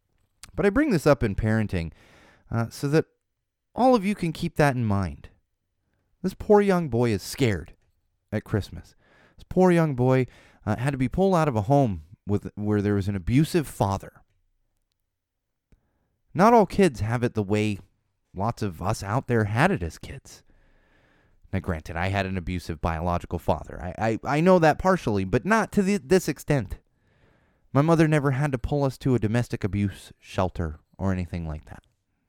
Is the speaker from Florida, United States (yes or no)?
yes; Florida, United States; born there; For Florida, yes, I was born in Florida.